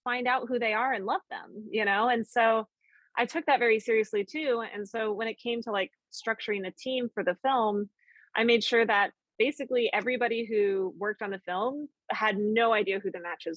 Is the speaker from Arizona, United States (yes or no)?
no; Colorado, United States; growing up in Colorado